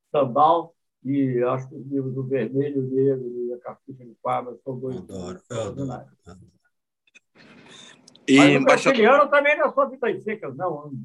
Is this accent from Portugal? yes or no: no; South Korea; Portuguese is a second language; mas eu fiquei fascinado, para falar a verdade, fascinado em tempo, em tempo que eu sendo coreano no assunto.